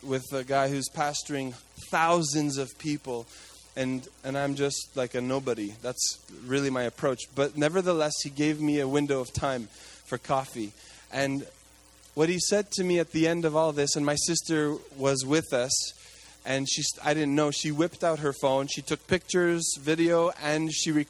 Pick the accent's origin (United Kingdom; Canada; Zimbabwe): Canada; Quebec; now in Toronto, Canada; I grew up in Quebec